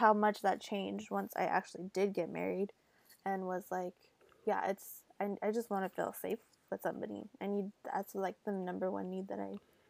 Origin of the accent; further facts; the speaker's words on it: California, United States; It's like a suburban place.